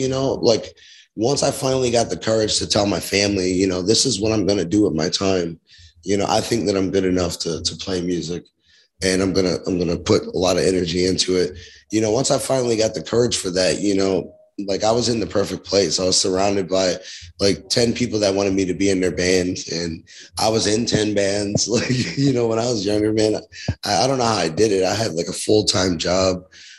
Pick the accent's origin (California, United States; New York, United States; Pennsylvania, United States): New York, United States; Queens; also born or lived in Georgia / Connecticut; now in Rochester, United States; I'm from Queens, New York.